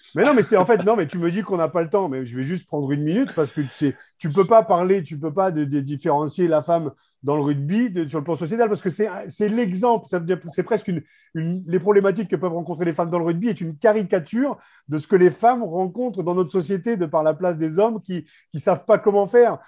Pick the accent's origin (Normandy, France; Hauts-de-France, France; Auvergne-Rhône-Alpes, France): Hauts-de-France, France; Beauvais; Je suis Picard, hein, je suis fier d'être Beauvaisier